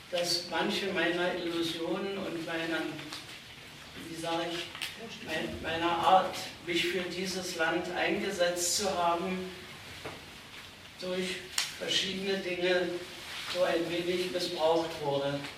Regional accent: East Germany, Germany; ich ein Kind der DDR bin und nunmehr eine Urgroßmutter

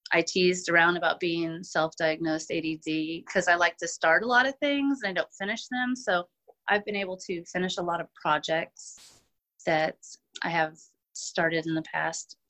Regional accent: Sedalia, Missouri, United States; born and raised in Sedalia, pretty much lived here all of my life.

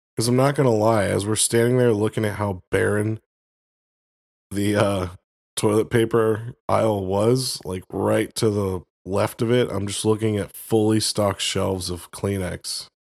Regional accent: Florida, United States; moved away; I grew up in Florida, uh, uh, for a good part of my life

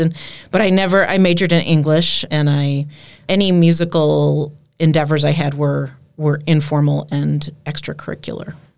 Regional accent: Minneapolis, Minnesota, United States; moved away as an adult; also born or lived in Colorado; now in Door County, United States; I grew up in the Twin Cities

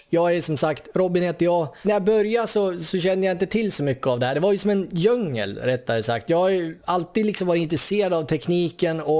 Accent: Sundsvall, Västernorrland County, Sweden; moved away; Vi, vi kommer ju från Sundsvall kan vi väl säga i grund och botten. Ja. Det hör man ju från dialekten om inte annat. Av någon anledning så lyckas vi träffas på samma gata i Sydney här

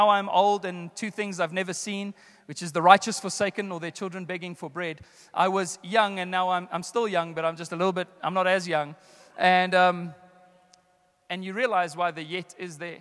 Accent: South Africa; I grew up in the Apostolic Faith Mission, the AFM church, the early Pentecostal church in our country. And my grandfather pastored a church here in Joburg

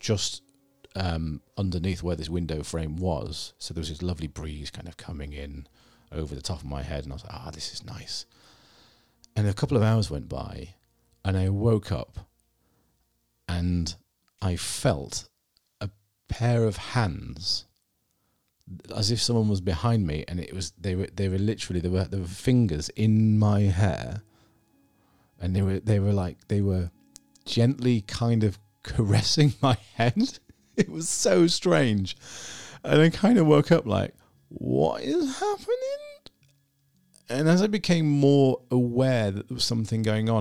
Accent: Scarborough, Yorkshire and the Humber, United Kingdom; moved away as an adult; also born or lived in Edinburgh; now in York, United Kingdom; I grew up in Scarborough

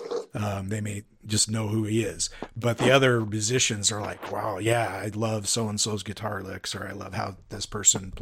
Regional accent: Spokane, Washington, United States; accent: Pacific Northwest; now in Central Oregon, United States; I grew up in Spokane, Washington, and I'm living in Central Oregon now.

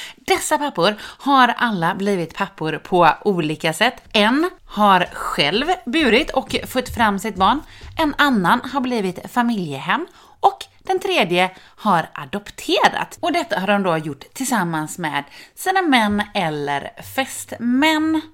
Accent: Sweden; Jag kommer från Hörne

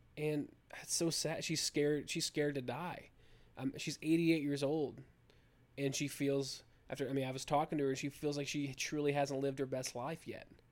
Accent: United States; I'm an American

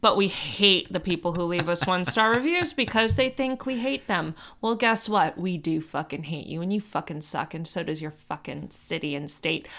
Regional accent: Miami, Florida, United States; I'm from Miami

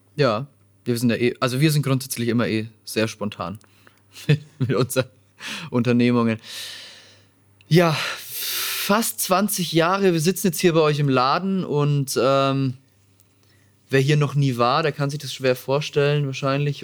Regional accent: Nuremberg, Bavaria, Germany; Meine Heimatstadt

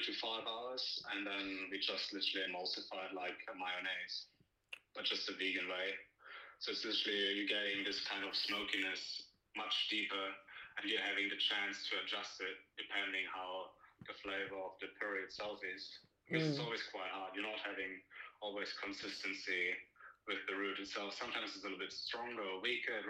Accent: Germany; moved away as an adult; now in Australia; I'm having a little bit European influence because I'm originally from Germany.

